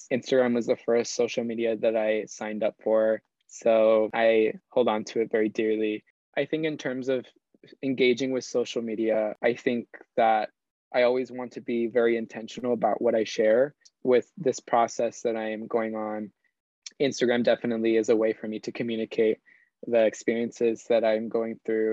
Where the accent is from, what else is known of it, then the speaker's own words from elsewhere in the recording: Dover, New Jersey, United States; also born or lived in Armenia, Colombia; here in my hometown of Dover, New Jersey